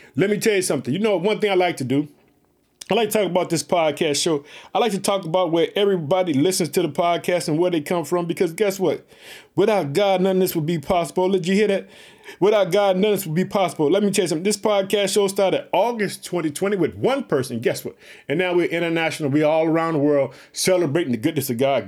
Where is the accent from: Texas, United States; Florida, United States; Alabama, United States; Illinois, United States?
Illinois, United States; Illinois, which is my home state. I reside in the city of Chicago.